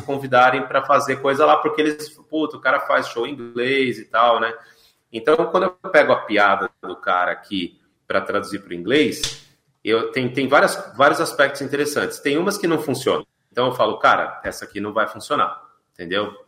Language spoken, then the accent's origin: Portuguese; São Paulo, Brazil; moved away as an adult; also born or lived in Sorocaba; now in Ibiúna, Brazil; eu nasci em Sorocaba, mas com dois uhum. anos, né, ainda bebê, fui para São Paulo. Então eu cresci em São ah. Paulo